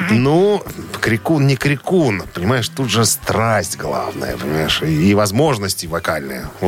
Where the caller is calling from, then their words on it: Minsk, Belarus; …, вы из Минска? Я из Минска. Какая погода в Минске нынче?